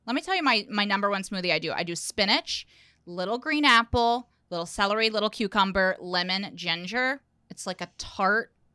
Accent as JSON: {"language": "English", "region": "Indiana", "country": "United States", "also_born_or_lived": "New York", "moved": "as an adult", "said": "I'm from Indiana"}